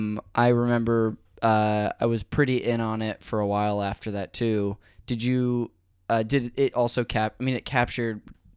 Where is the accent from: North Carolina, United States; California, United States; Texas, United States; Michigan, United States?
California, United States; Modesto; Northern California, Modesto.